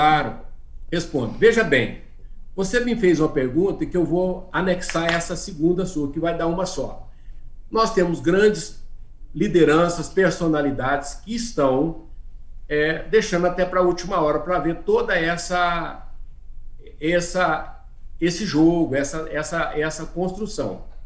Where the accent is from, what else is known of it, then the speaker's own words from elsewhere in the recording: Brazil; nós brasileiros